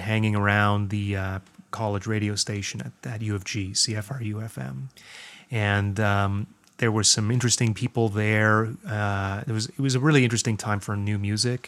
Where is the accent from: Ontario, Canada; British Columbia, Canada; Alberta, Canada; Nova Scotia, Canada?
Ontario, Canada; Guelph; also born or lived in Toronto; I was born in Toronto. My family moved to Guelph when I was about three